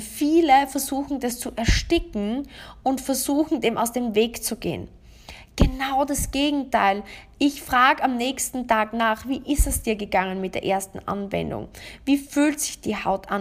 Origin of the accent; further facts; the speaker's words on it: Austria; bei uns in Österreich